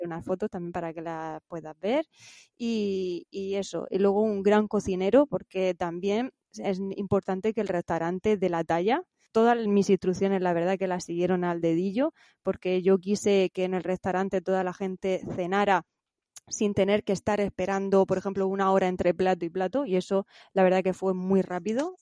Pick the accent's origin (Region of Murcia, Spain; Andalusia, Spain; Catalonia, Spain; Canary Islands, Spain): Region of Murcia, Spain; Santa Cruz; en mi pueblo, en Santa Cruz, Murcia